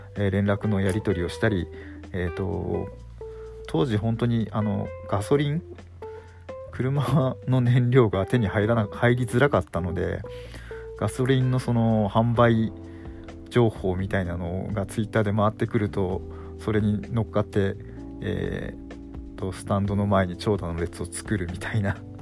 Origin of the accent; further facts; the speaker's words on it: Fukushima, Japan; 自分は福島県なんですけれども